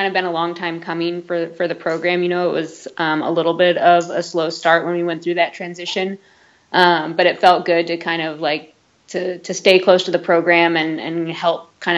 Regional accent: Santa Rosa, California, United States; I grew up in Santa Rosa

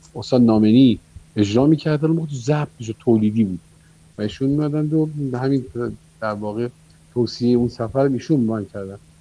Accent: Babol, Mazandaran, Iran; moved away as an adult; now in Tehran, Iran; در شهر بابل که من زادگاه من

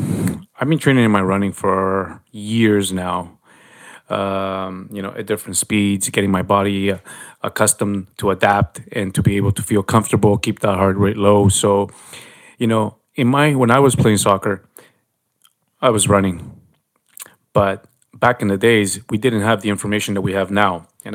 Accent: Canada; accent: Canadian; Yeah, I love being Canadian.

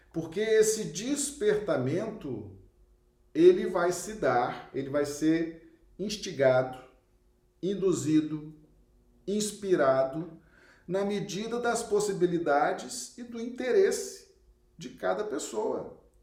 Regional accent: Acre, Brazil; cidade muito simpática aqui do nosso estado do Acre

